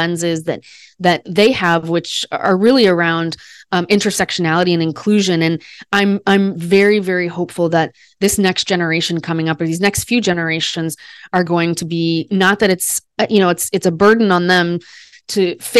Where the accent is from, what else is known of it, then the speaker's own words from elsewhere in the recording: Des Moines, Iowa, United States; I was the first baby born on Mother's Day in my hometown. I'm from Des Moines, Iowa